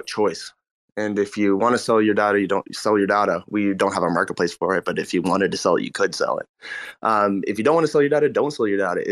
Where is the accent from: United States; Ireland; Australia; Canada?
Canada; We're both from Canada